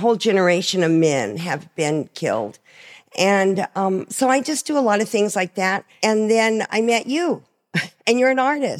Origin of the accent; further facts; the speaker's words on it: Coolidge, Arizona, United States; I don't know what that is, because, you know, I'm from Coolidge.